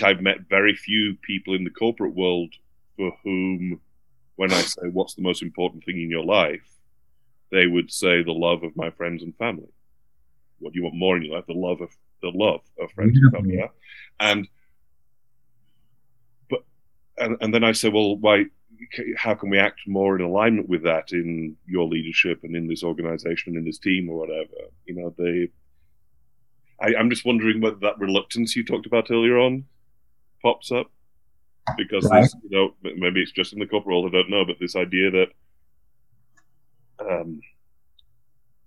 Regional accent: United Kingdom; now in United States; I'm British

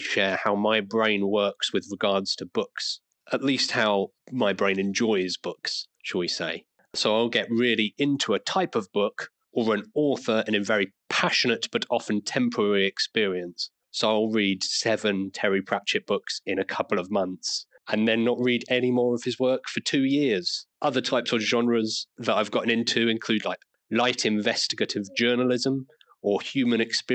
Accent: Isle of Wight, South East England, United Kingdom; now in Liverpool, United Kingdom; I'm from the south. I grew up on the Isle of Wight.

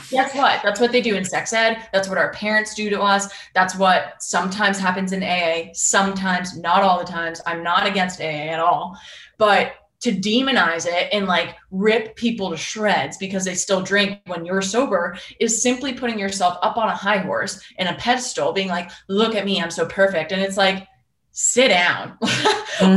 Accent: Boston, Massachusetts, United States; I'm from Boston

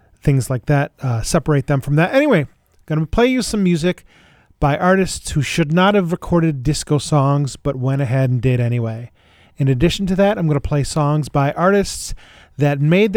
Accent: Buffalo, New York, United States; my hometown Buffalo

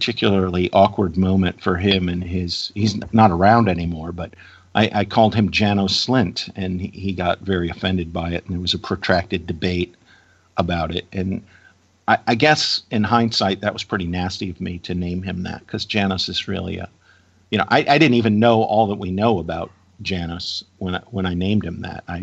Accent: Virginia, United States; my home state of Virginia

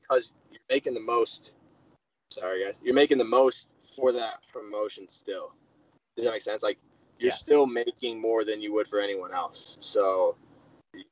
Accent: Chapin, South Carolina, United States; moved away as an adult; also born or lived in Michigan / Colorado; Chapin, South Carolina, my hometown.

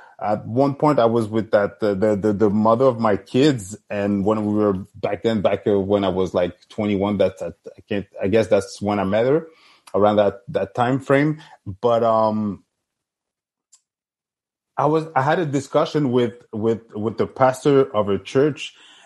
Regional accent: Montreal, Quebec, Canada; I grew up in Saint-Michel, Saint-Léonard with my friends

